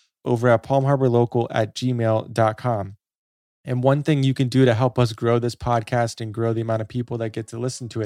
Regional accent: Florida, United States; As someone who was born and raised in Florida, I've spent most of my time here in Pinellas County.

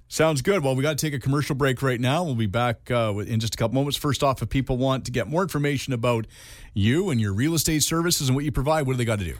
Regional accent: Canada; I'm Canadian

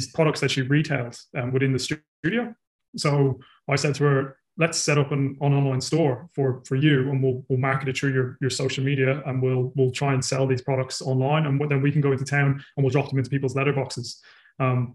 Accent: Ireland; now in New Zealand; I'm originally from Ireland and I live in New Zealand

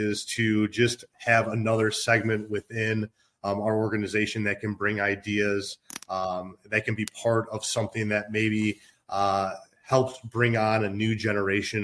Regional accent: Minnesota, United States; moved away as an adult; also born or lived in Illinois; now in Chicago, United States; I grew up in Minnesota and moved to Illinois in 2014

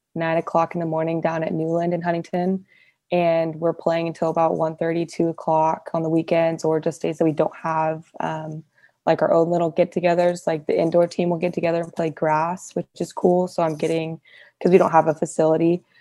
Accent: Fresno, California, United States; I'm from Fresno

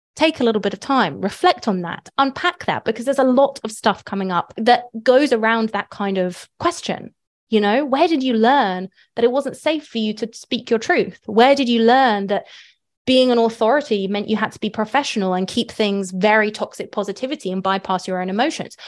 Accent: United Kingdom; moved away; I'm British

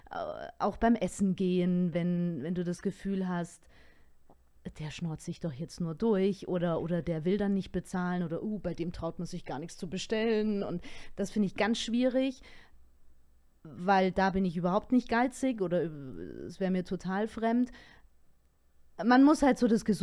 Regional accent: Küsnacht, Zurich, Switzerland; accent: Zürich German; first language Swiss German; moved away as an adult; also born or lived in Mannheim / Potsdam; now in Munich, Germany; Ich bin am Zürichsee groß geworden.

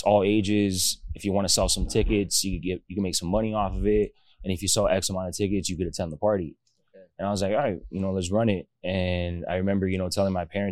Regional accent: Miami, Florida, United States; 33 years old, born and raised in Miami

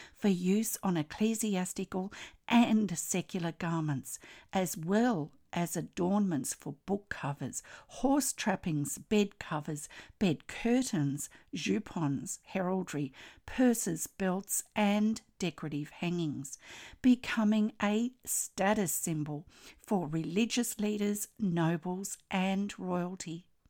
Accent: Australia; I'm an Australian textile artist

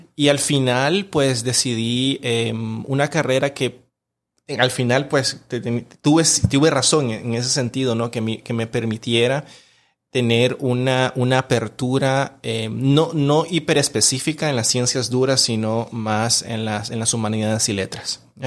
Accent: Managua, Nicaragua; yo nací y crecí en un, en un barrio de clase media baja en, Managua

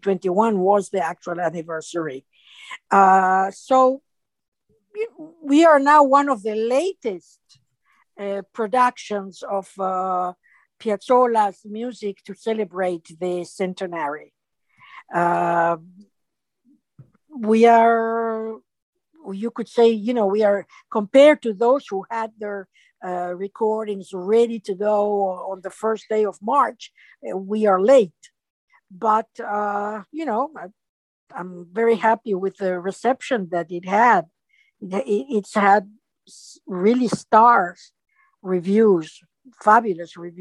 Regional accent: Montevideo, Uruguay; first language Spanish; English is a second language; moved away as an adult; also born or lived in Houston / New Haven; I was born in Montevideo, Uruguay, and I was raised there. I finished high school there. So my primary, my first tongue is Spanish, is my mother tongue.

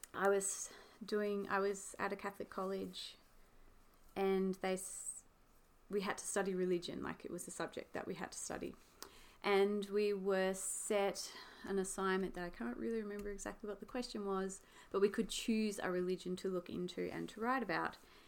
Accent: Hobart, Tasmania, Australia; I was from Tasmania or even Hobart

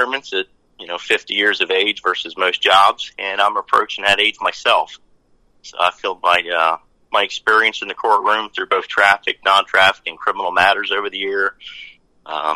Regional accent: Lebanon County, Pennsylvania, United States; also born or lived in Fort Hood, Texas / Fort Bragg, North Carolina; I was born and raised in Lebanon County

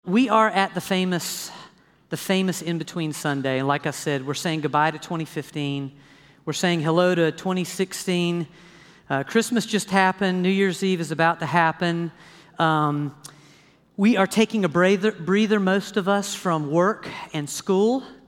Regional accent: the South, United States; I grew up in the South

